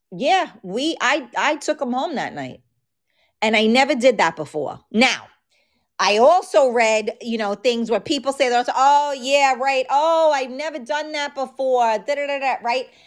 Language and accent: English; New York City, New York, United States; accent: New York; I grew up in, uh, a very, uh, like, mafia type of neighborhood in the Bronx